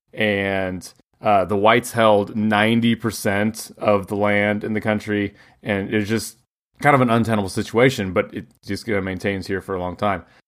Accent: United States; we're so American

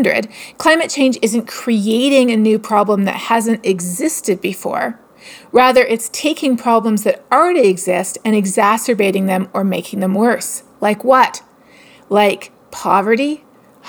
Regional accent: Toronto, Ontario, Canada; I am from Toronto, grew up in Etobicoke

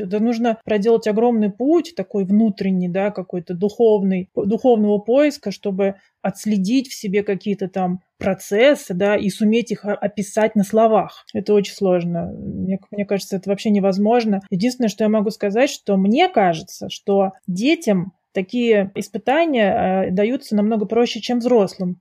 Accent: Russia; moved away as an adult; now in Switzerland; когда я вообще уехала из России жить в другие страны

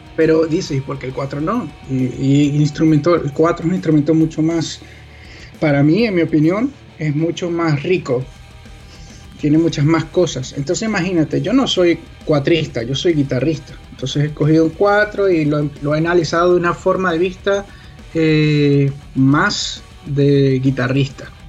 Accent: Venezuela; nosotros como venezolanos

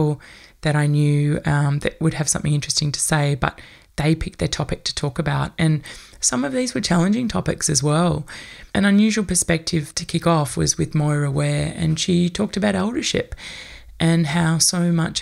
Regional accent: Australia; many of us as white Australian people

